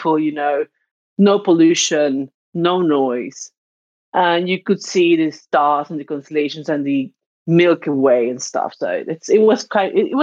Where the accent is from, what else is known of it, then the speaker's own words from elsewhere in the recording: Arraiján, Panamá Oeste, Panama; now in Zadar, Croatia; I'm from Panama, and I'm currently living in Zadar, Croatia